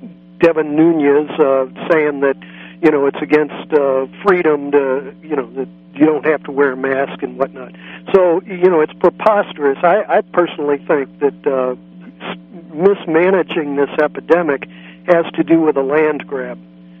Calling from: San Francisco, California, United States; I'm down in San Francisco.

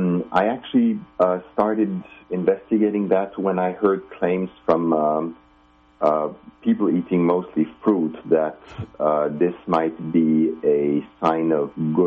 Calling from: Finland; I am calling you from Finland in Scandinavia.

